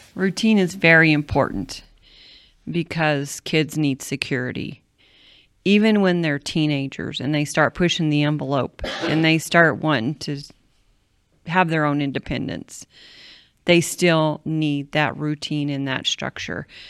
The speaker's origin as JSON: {"language": "English", "town": "Cushing", "region": "Oklahoma", "country": "United States", "tie": "born or raised there", "said": "when I was three, my dad and mom moved to Cushing, Oklahoma to start a home missions work"}